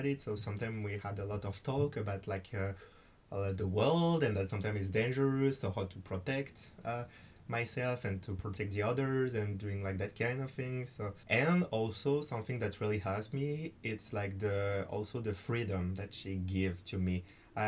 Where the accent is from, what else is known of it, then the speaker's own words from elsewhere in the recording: France; English is a second language; also born or lived in United States; I came to America with a French governmental program.